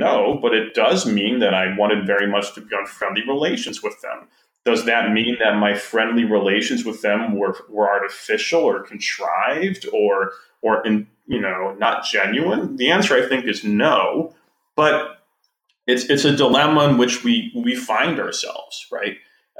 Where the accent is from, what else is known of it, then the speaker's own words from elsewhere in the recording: Wisconsin, United States; It's just there, and I'm from Wisconsin.